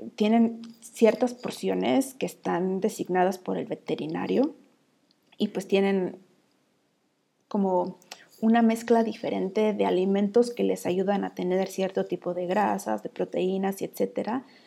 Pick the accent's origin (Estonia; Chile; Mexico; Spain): Mexico; now in Iceland; Estoy ahí como la mexicana